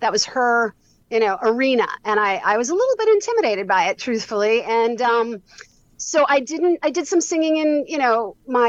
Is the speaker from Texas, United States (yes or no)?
no; New York City, New York, United States; I grew up in New York City